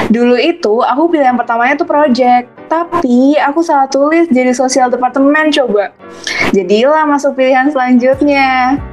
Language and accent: Indonesian; Pekanbaru, Riau, Indonesia; now in Jakarta, Indonesia; Kalau aku masih di daerah asalku sih Del, dari Pekanbaru.